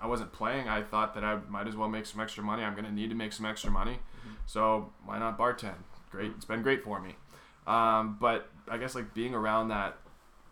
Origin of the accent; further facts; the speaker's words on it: United States; now in Canada; I'm American.